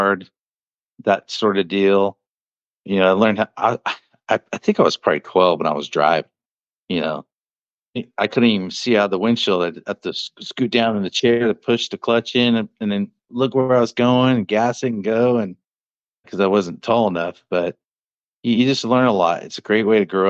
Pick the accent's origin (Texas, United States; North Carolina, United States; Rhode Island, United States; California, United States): California, United States; Hughson; I grew up in the near Hughson area